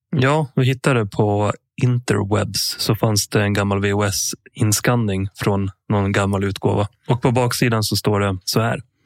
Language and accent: Swedish; Sweden; born or raised there; also born or lived in Sala / Sandviken